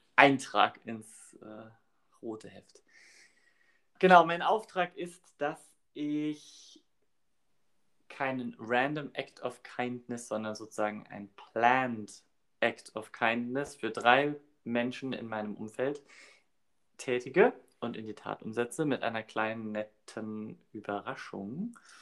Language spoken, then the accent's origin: German; Saarbrücken, Saarland, Germany; bei uns in Saarbrücken